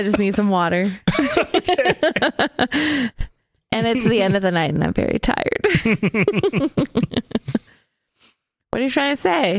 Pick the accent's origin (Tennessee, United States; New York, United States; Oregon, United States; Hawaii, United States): Oregon, United States; Willamette Valley; I was in the Willamette Valley, which is a lot different.